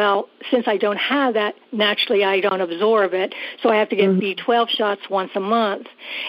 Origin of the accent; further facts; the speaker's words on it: South Carolina, United States; I am doing fine, and I'm from South Carolina.